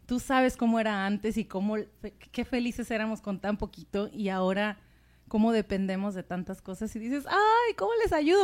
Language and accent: Spanish; Mexico; yo soy mexicana